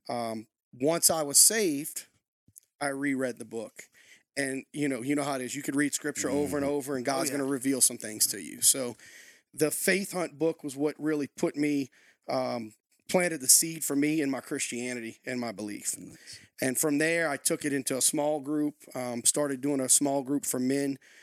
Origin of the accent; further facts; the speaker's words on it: Louisiana, United States; accent: Louisiana; moved away as an adult; also born or lived in Lafayette, Louisiana; now in New Castle, United States; Born and raised in Louisiana, raised on a small island, actually